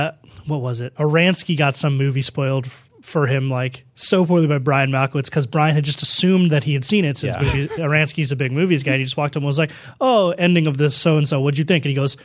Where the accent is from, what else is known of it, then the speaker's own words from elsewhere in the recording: Ireland; I am Irish.